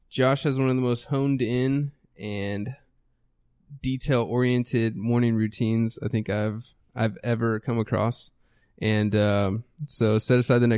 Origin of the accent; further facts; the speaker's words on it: Texas, United States; People always ask Just me even if I am from Texas.